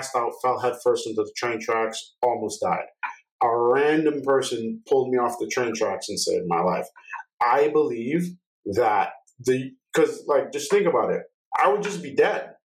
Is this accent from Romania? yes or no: no; New York, United States; I'm from New York